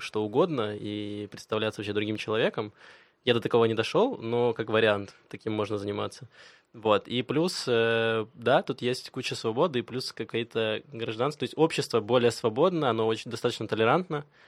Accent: Donetsk, Donetsk Oblast, Ukraine; moved away as an adult; now in Israel; А я родился и вырос в Донецке

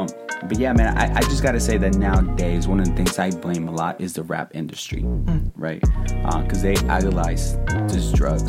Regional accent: Oakland, California, United States; me growing up in Oakland

